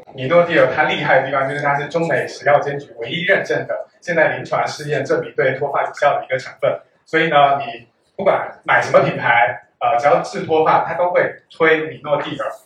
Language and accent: Chinese; Fujian, China; accent: Fujian; 我有两个姐的亲姐姐啊，因为我是福建人，跟口音有一点点福建口音啊，所以福建家庭很典型的就是不会有独生子女